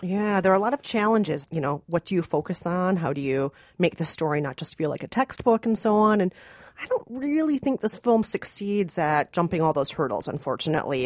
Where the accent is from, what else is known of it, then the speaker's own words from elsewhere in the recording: Minnesota, United States; I'm from Minnesota, and I'm not Mexican